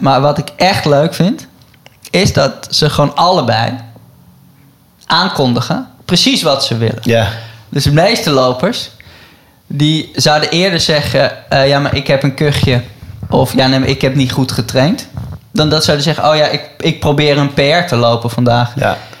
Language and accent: Dutch; Netherlands; als Nederlander